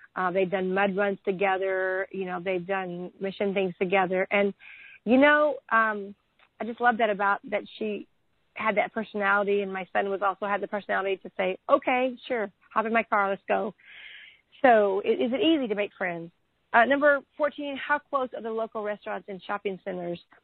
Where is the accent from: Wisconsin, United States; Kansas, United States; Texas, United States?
Texas, United States; being a Texan